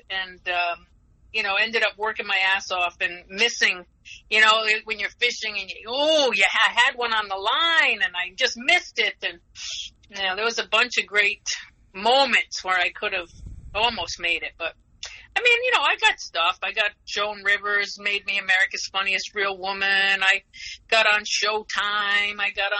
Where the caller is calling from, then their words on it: Rhode Island, United States; Rhode Island. I'm right next door to you.